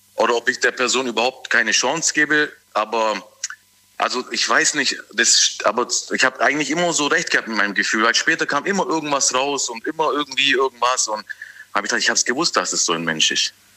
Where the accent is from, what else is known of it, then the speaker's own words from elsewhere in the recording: Tübingen, Baden-Württemberg, Germany; bin aus Tübingen